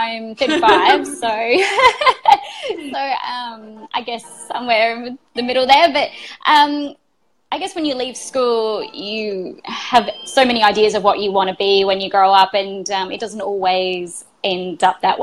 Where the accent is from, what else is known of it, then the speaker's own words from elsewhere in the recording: Adelaide, South Australia, Australia; moved away as an adult; also born or lived in Brisbane; I moved from Adelaide, where I first grew up and where I was doing that work, and moved to Brisbane